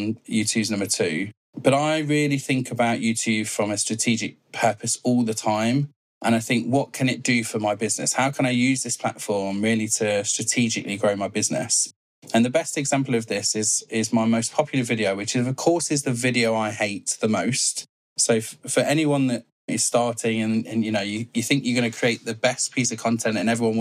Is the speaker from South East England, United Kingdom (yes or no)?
no; Leicester, East Midlands, United Kingdom; I'm from Leicester in the UK. Sunny Leicester.